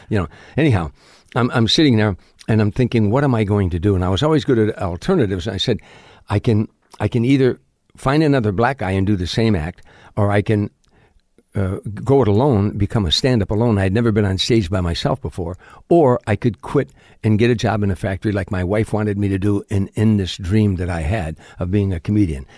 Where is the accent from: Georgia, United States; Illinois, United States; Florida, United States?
Illinois, United States; Harvey; moved away; South side of Chicago, a suburb called Harvey, Illinois.